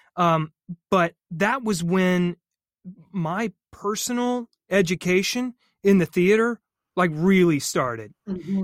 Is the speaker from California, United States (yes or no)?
no; North Carolina, United States; moved away as an adult; didn't have the scores to get into state or Carolina or any of the vaunted uh, universities in my home state